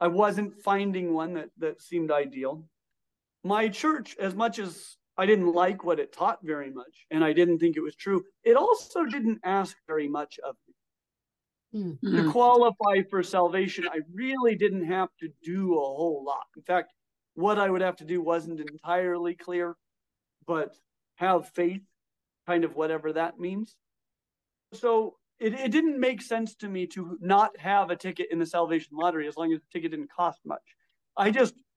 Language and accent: English; Colorado, United States; I grew up in Colorado.